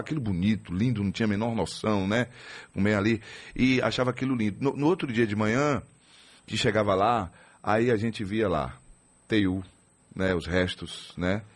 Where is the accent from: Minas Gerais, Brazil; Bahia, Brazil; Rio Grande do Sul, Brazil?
Bahia, Brazil; Riachão do Jacuípe; moved away; um garoto lá no sertão da Bahia, é, especialmente lá em Riachão do Jacuípe, né, a minha terra natal